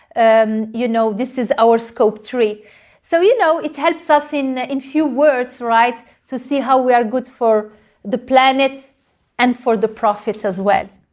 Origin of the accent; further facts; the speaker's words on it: Morocco; moved away; I grew up in Morocco and I was raised, uh, to not waste any precious resources